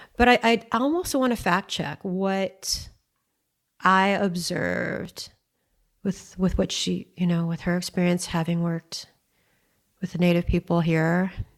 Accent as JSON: {"language": "English", "region": "Hawaii", "country": "United States", "tie": "born or raised there", "said": "we both went to the most expensive private school in Hawaii"}